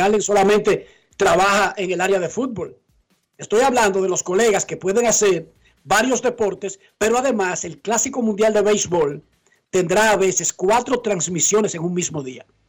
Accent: Buenos Aires de Herrera, Distrito Nacional, Dominican Republic; Yo soy de Buenos Aires, de Herrera

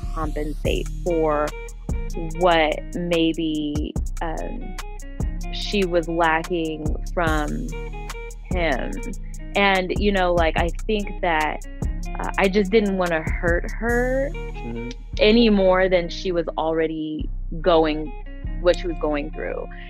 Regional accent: Denver, Colorado, United States; also born or lived in Las Vegas, Nevada; I'm from Denver, Colorado, born and raised

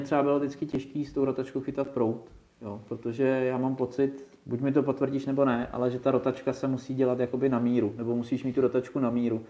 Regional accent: South Bohemian Region, Czechia; u nás v Jižních Čechách

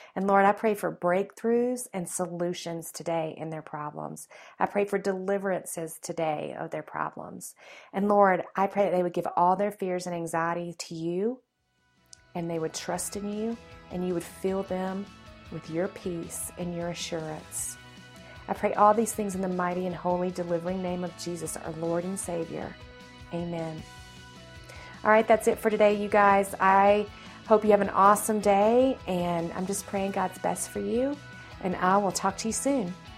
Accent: the South, United States; accent: Southern; my Southern roots. I was raised in the South

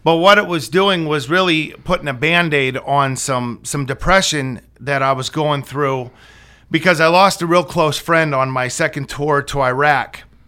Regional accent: Brockway, Pennsylvania, United States; I'm 41 years old. I grew up in Brockway, Pennsylvania, graduated in 1999.

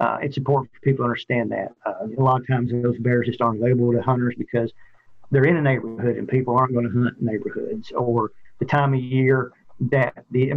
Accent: Middle Tennessee, United States; I grew up in Middle Tennessee

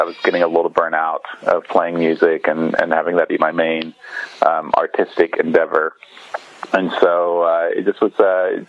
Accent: Borden, Indiana, United States; moved away as an adult; now in Bloomington, United States; I'm from Borden, Indiana, which is down south about 40 minutes north of Louisville, Kentucky

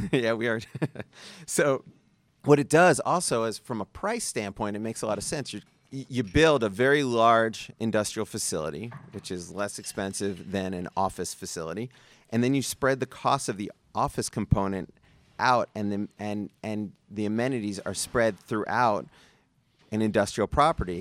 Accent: New York City, New York, United States; now in Las Vegas, United States; I'm from Brooklyn

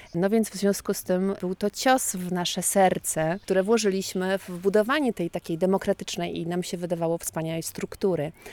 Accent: Lesser Poland, Poland; pochodzę z, z Małopolski, z rodziny rolniczej.

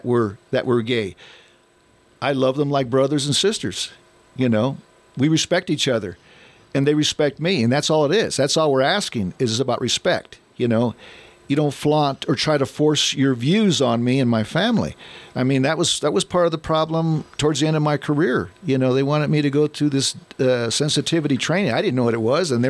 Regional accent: United States; I'm an American

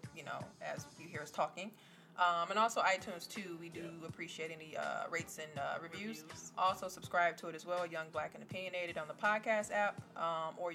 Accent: Wisconsin, United States; we're from Wisconsin

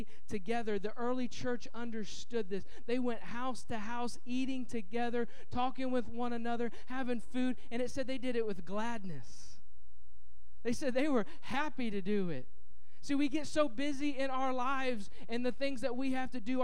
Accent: Indianapolis, Indiana, United States; moved away; I'm from Indianapolis, Indiana, and it's a big convention town

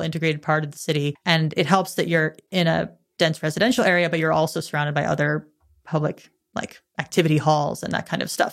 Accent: United States; I'm an American tourist

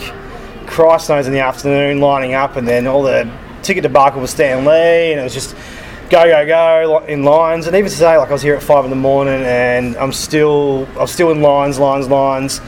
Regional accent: Australia; I come from Australia

